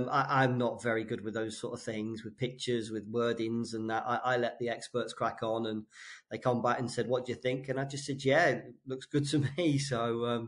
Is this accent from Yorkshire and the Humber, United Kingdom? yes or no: no; Hove, South East England, United Kingdom; also born or lived in Worthing; I grew up in Hove, which is part of Brighton and Hove now, up until I was about 11. And then we moved over to a little town called Worthing, just across the coast. I was there till I was 16